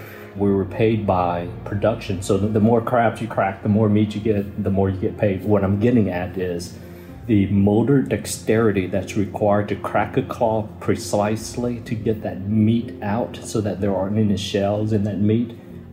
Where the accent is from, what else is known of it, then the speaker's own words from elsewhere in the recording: Kentucky, United States; growing up in South Vietnamese culture, we eat a lot of rice. And in Kentucky, it was all potatoes.